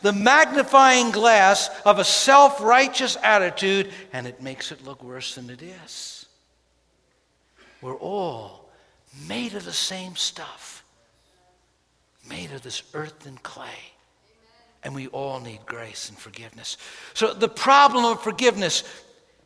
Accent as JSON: {"language": "English", "town": "New York City", "region": "New York", "country": "United States", "tie": "born or raised there"}